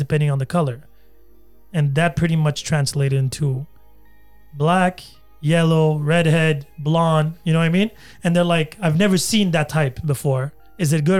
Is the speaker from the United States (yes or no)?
no; Algeria; now in Canada; I was raised in Algeria somewhat.